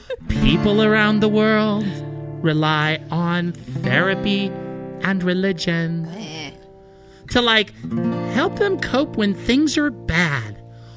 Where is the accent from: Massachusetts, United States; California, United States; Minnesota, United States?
California, United States; my roots is that I was raised in the San Fernando Valley.